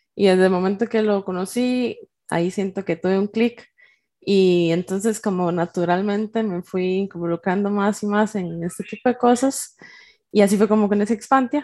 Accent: Naranjo, Alajuela, Costa Rica; moved away as an adult; now in San José, Costa Rica; yo vivo en San José, Costa Rica, soy de Naranjo, pero por temas de la U y de la vida un poco más adulta, me tocó venirme para, San José

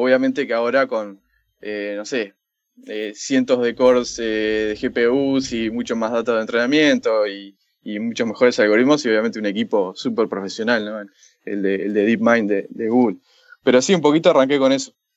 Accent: Montevideo, Uruguay; also born or lived in San Francisco, United States; Originalmente uruguayo, de Montevideo. Eh, y sí, eh, nacido allá, crecí allá, trabajé allá

